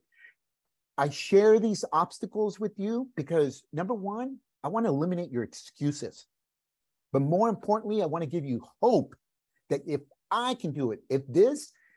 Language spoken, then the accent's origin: English; California, United States; first language Spanish; English is a second language; also born or lived in Mexico; I was born in California. A month after I was born, we moved back to Mexico, lived there until I was 5 years old. We came back to California and stayed.